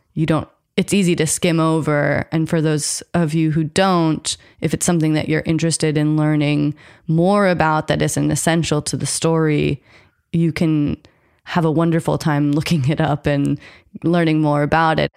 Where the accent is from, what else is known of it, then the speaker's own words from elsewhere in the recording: United States; I grew up American, I'm half white